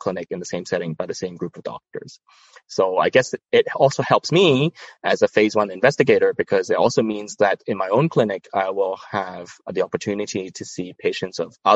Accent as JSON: {"language": "English", "country": "Hong Kong", "tie": "born or raised there", "also_born_or_lived": "Toronto, Canada", "said": "I was brought up and trained in Hong Kong"}